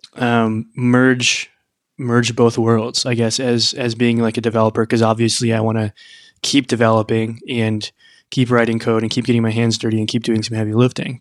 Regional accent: Midwest, United States; I grew up in the Midwest

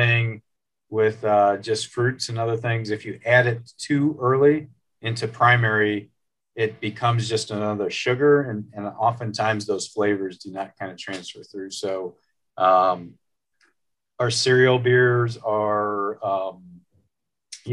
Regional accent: outside of Chicago, Illinois, United States; now in Fort Wayne, United States; I grew up outside of Chicago kind of area

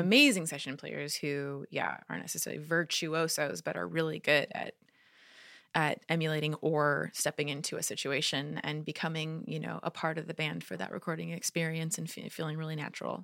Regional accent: California, United States; California, my hometown

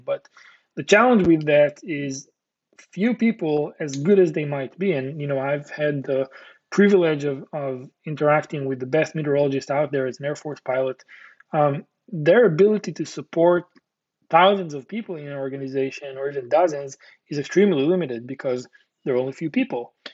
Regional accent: Israel; Born and raised in Israel

